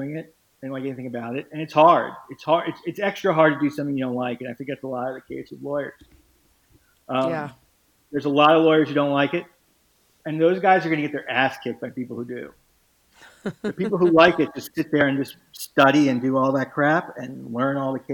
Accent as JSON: {"language": "English", "town": "Miami", "region": "Florida", "country": "United States", "tie": "born or raised there", "said": "I played in Miami, growing up in Miami"}